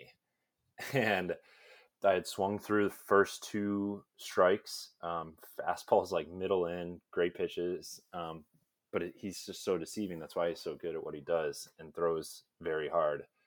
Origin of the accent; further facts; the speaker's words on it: Illinois, United States; I'm from Illinois